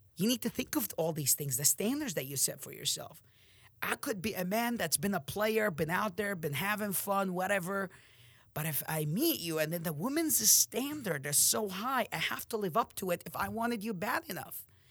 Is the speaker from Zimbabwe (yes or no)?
no; Amman, Amman Governorate, Jordan; moved away; I'm from Jordan, Amman